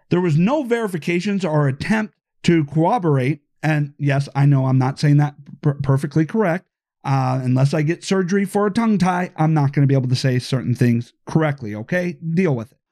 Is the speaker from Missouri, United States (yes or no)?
no; Iowa, United States; my home state of Iowa